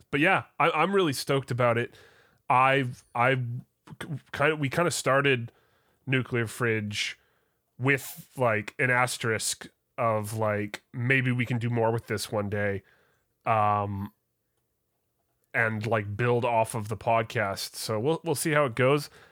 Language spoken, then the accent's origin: English; Canada; I'm Canadian